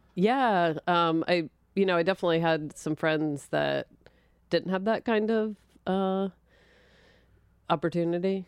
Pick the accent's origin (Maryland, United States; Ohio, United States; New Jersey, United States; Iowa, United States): New Jersey, United States; Linwood; born or raised there; also born or lived in Philadelphia